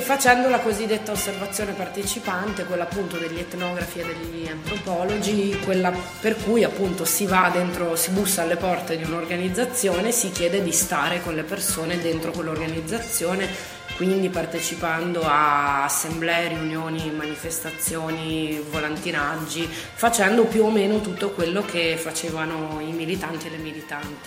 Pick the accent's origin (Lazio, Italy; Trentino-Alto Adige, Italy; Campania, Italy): Trentino-Alto Adige, Italy; Trento; also born or lived in Dresden, Germany; cresciuta qui a Trento, ho frequentato le scuole